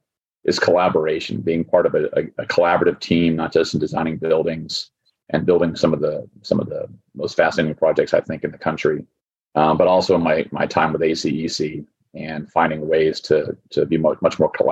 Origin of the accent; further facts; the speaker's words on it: Florida, United States; So I'm a native Floridian. I was born and raised in Florida. I moved around the state a little bit, went to the University of Florida, graduated in 1998.